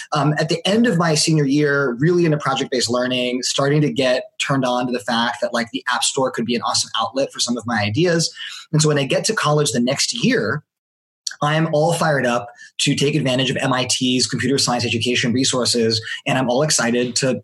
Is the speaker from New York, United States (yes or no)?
no; Palo Alto, California, United States; I was born and raised in Palo Alto, California.